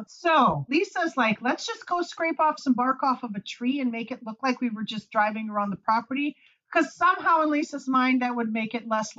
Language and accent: English; Milwaukee, Wisconsin, United States; we're from Milwaukee.